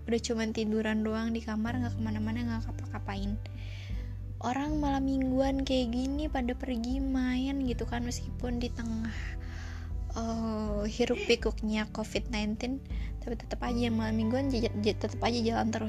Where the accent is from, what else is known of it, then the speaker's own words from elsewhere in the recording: Purwakarta, West Java, Indonesia; born there; gue melamar diri ke sebuah radio yang ada di kota kelahiran gue Purwakarta dan di sana gue diterima